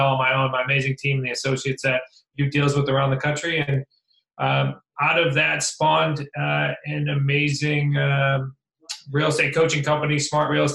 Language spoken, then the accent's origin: English; Central Massachusetts, United States; moved away as an adult; also born or lived in Worcester / Newport, Rhode Island; I was from Central Mass.